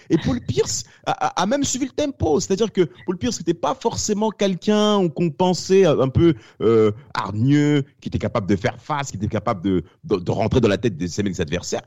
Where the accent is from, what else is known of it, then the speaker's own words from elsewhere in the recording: France; also born or lived in Rennes, Brittany; nous sommes français